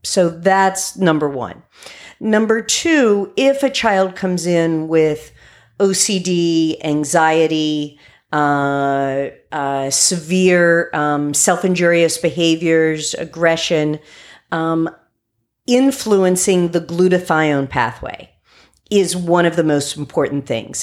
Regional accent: West Virginia, United States; I grew up in West Virginia

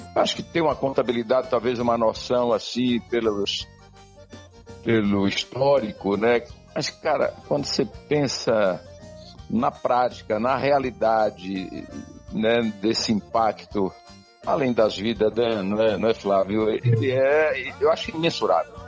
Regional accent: Curaçá, Bahia, Brazil; Eu sou baiano e natural de uma cidade, Curaçá, se você conhece, ao norte aqui do estado. E nasci num distrito que chama-se Barro Vermelho.

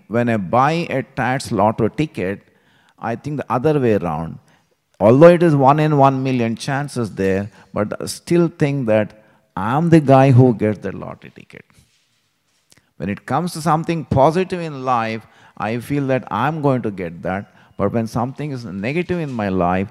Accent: Hyderabad, Telangana, India; moved away; I still remember this street where I grew up in Hyderabad.

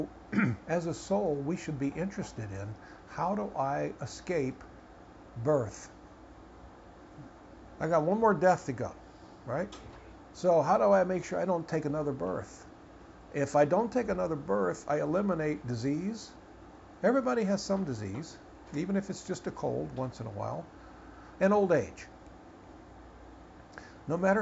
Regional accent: United States; I was born in America, that I'm American.

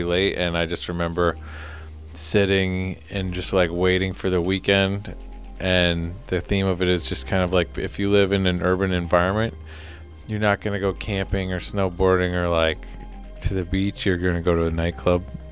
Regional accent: Detroit, Michigan, United States; also born or lived in Cleveland, Ohio; now in San Francisco Bay Area, United States; I was born in Cleveland, and then we moved to Detroit

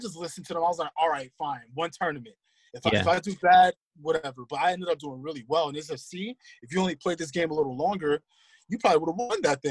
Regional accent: New York City, New York, United States; I'm from Queens

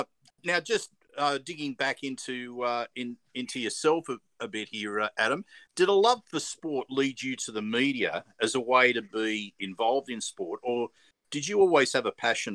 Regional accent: Parramatta, New South Wales, Australia; I was born in Parramatta Hospital

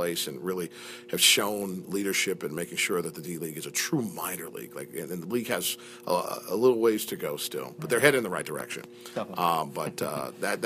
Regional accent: Ohio, United States; moved away; I'm from Ohio country

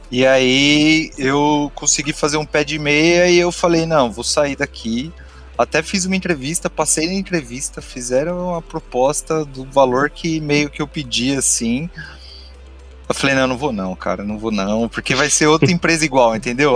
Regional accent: São Bernardo do Campo, São Paulo, Brazil; moved away; Eu sou, eu sou de São Bernardo, não estou mais em São Bernardo, mas eu sou de lá.

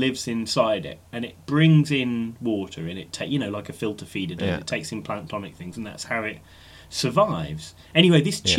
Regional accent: Black Country, West Midlands, United Kingdom; I'm from the Black Country, so we eat a lot of offal there.

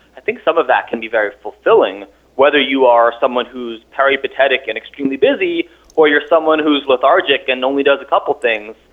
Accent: New York City, New York, United States; moved away as an adult; now in Vermont, United States; I'm a New Yorker, born and raised

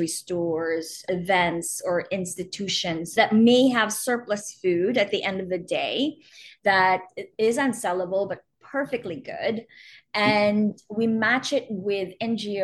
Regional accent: Philippines; moved away as an adult; also born or lived in New York; now in Pittsburgh, United States; I grew up in the Philippines and was there until my early 20s

